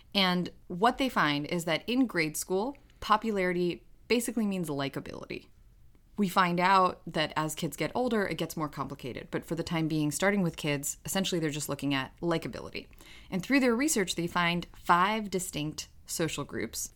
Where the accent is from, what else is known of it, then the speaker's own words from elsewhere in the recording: New York, United States; English is a second language; growing up in New York